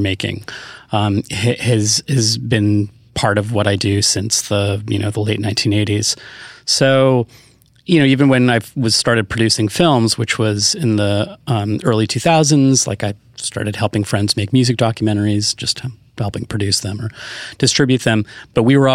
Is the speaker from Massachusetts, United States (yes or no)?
no; California, United States; I grew up in California